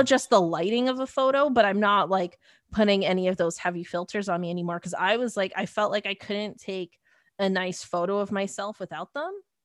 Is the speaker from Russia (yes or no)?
no; Mississauga, Ontario, Canada; I grew up in Mississauga